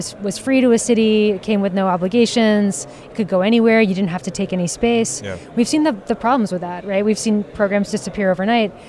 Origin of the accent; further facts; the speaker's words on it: New York City, New York, United States; As a New Yorker